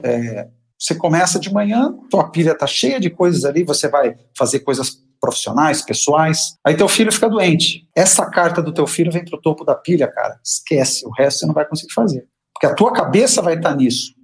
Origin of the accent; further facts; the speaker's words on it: Brazil; A nossa cultura, como brasileiros